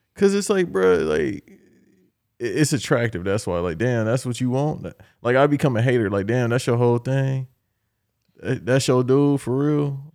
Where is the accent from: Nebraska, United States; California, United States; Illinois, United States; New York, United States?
California, United States; Los Angeles; I'm from Los Angeles